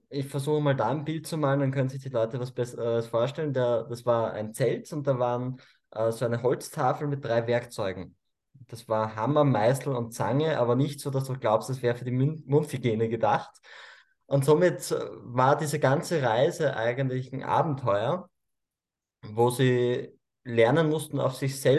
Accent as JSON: {"language": "German", "region": "Cusco", "country": "Peru", "tie": "born there", "said": "denn ich bin im heiligen Tal der Inkas im Urubamba-Tal ähm, geboren. Also ich bin in Peru geboren."}